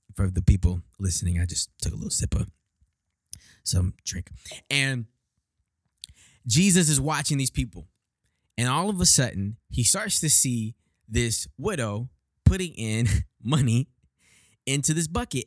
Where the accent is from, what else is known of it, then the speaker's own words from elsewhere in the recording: Houston, Texas, United States; moved away as an adult; now in Detroit, United States; Born and raised in Houston, Texas, twenty-seven years old